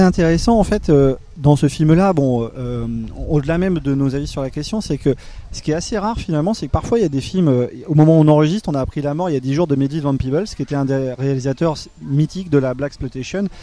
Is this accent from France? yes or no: yes; France; en tant que Français